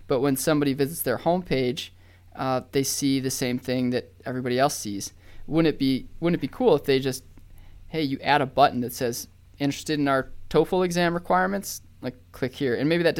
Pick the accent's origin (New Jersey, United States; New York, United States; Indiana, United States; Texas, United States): Texas, United States; Austin; there's an alumni that lives in Austin from this university, and I'm from Austin.